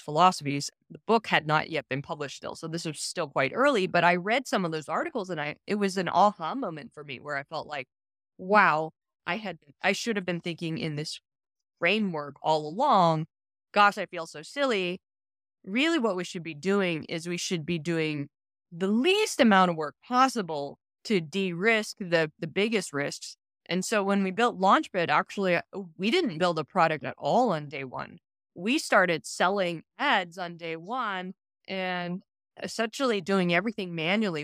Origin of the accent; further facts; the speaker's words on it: Silicon Valley, California, United States; I'm from Silicon Valley, I grew up during the dot-com boom of the nineteen nineties